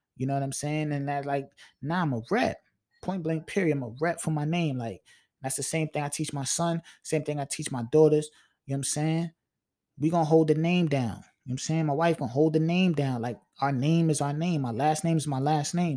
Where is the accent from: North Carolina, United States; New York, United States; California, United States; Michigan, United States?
New York, United States; Long Island; I'm from L I, man. And, and I represent that.